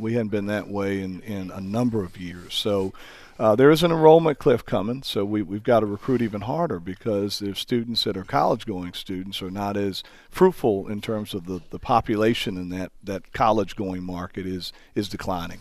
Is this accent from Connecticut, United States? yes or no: no; Hackensack, New Jersey, United States; also born or lived in Texas; now in Carbondale, United States; I'm from Hackensack, New Jersey